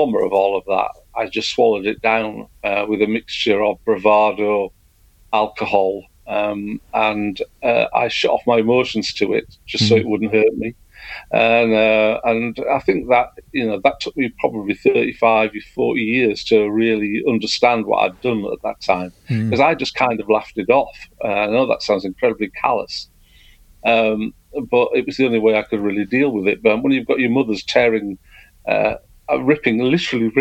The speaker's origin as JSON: {"language": "English", "town": "Stockton-on-Tees", "region": "North East England", "country": "United Kingdom", "tie": "born or raised there", "also_born_or_lived": "Hull", "moved": "as an adult", "said": "I was born in Hull in 1961, and we moved to Teesside in 69."}